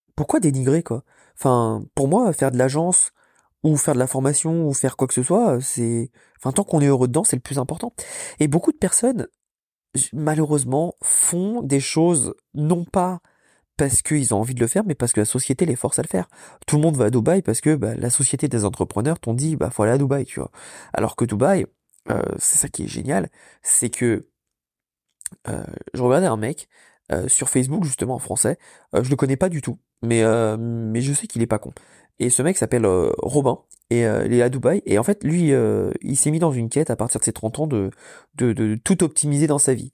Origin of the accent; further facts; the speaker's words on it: Paris, Île-de-France, France; moved away as an adult; now in Orlando, United States; qui me rappelle un peu d'où je viens parce que autant je déteste Paris